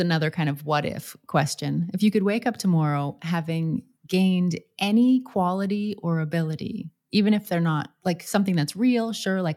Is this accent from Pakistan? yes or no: no; Canada; moved away; for a lot of Canadians, we take French. If we're English, we take French in schools because we have the 2 official languages in Canada